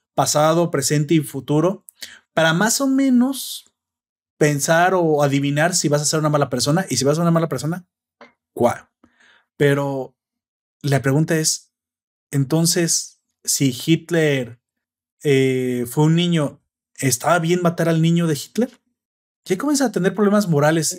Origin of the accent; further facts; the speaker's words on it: Mexico; a mí como hispano, mexicano, ciudadano de internet moderno